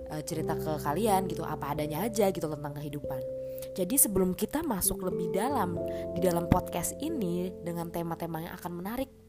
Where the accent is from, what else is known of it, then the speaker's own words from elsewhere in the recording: Jakarta, Indonesia; gue ini asli orang Jakarta nggak ada campuran suku mana-mana pokoknya pure orang Jakarta